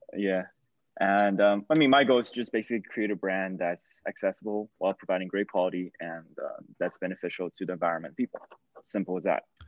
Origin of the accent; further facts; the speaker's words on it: China; moved away; I grew up in China